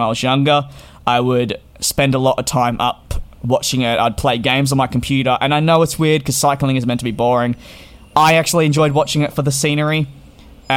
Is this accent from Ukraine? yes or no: no; Melbourne, Victoria, Australia; I come from Melbourne